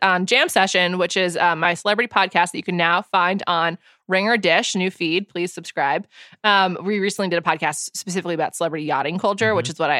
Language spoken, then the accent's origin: English; New York, United States; I don't want anyone to say I'm from California. I'm from New York.